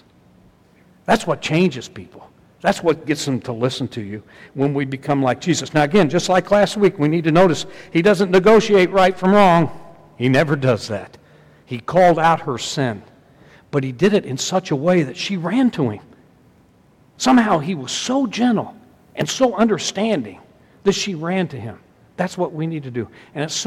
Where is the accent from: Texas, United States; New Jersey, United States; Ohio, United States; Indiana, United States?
Indiana, United States; Southern; I'm from Southern Indiana